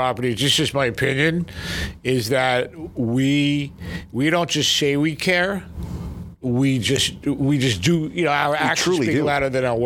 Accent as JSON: {"language": "English", "town": "New York City", "region": "New York", "country": "United States", "tie": "born or raised there", "moved": "yes", "said": "I grew up in Brooklyn with Howard"}